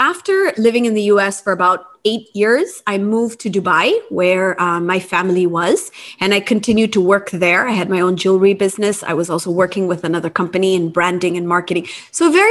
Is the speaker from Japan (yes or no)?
yes; Japan; moved away as an adult; also born or lived in United States; I grew up in Japan and I went to college in the US